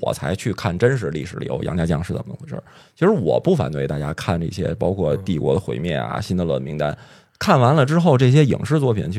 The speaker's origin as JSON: {"language": "Chinese", "country": "China", "said": "我们中国人也很聪明啊。"}